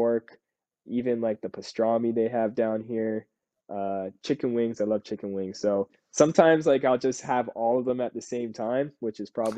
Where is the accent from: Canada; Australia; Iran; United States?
Canada; we're both Canadian